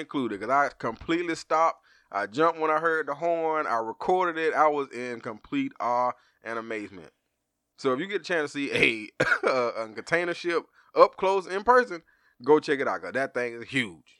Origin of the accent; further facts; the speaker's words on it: Georgia, United States; we from Georgia